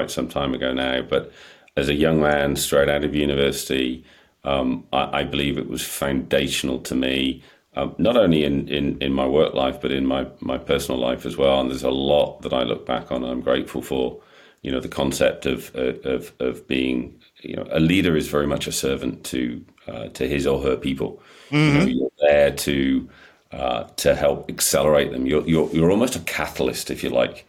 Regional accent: United Kingdom; we're British

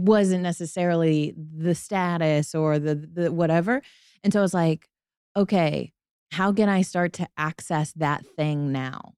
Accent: Tuscaloosa, Alabama, United States; moved away as an adult; also born or lived in Atlanta; I grew up in Tuscaloosa

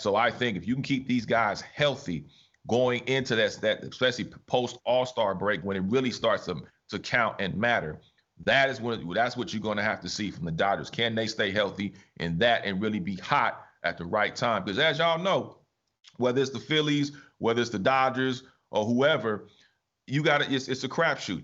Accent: Los Angeles, California, United States; I'm born and raised on the West Coast. LA, LA is my home

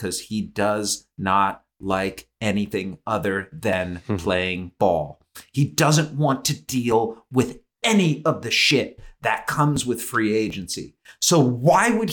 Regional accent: Cleveland, Ohio, United States; I grew up in Cleveland

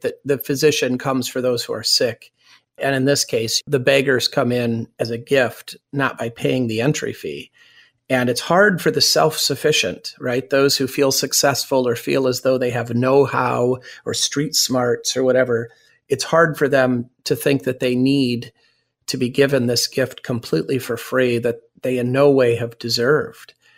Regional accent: United States; I'm also an American

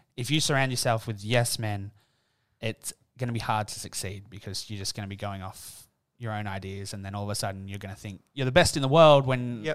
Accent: Newcastle, New South Wales, Australia; moved away; Today, I'm in my hometown for the first time

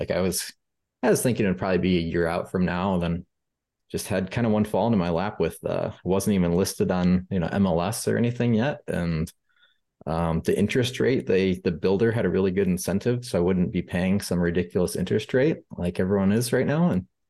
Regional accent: Rockford, Illinois, United States; so I grew up in Rockford, Illinois, so I'm a Midwest guy, but my parents were living in Glendale, Arizona for a little while.

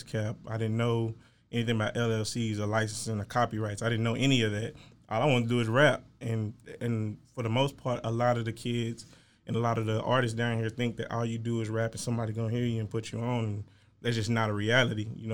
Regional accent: Waco, Texas, United States; now in Dallas, United States; I'm from Waco, Texas

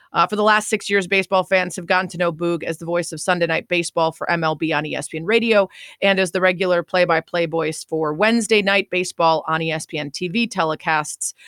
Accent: Chicago, Illinois, United States; my hometown of Chicago

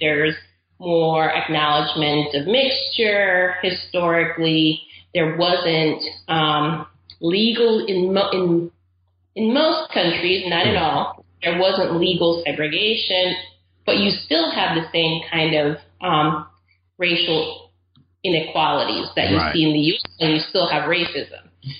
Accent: Caribbean coast of Nicaragua, Nicaragua; moved away as an adult; also born or lived in Texas, United States; now in United States; I'm originally from Nicaragua. I grew up there. My whole family's from there. And we're from the Caribbean coast of Nicaragua, which is a British colony. It was never colonized by the Spanish.

